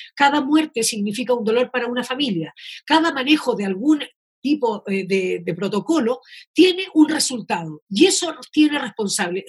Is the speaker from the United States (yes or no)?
no; Chile; somos varios los chilenos